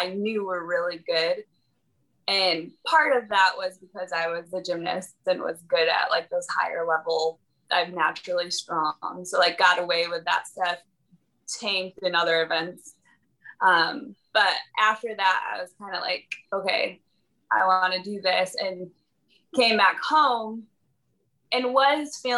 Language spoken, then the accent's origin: English; Michigan, United States; now in Missouri, United States; I'm originally from Michigan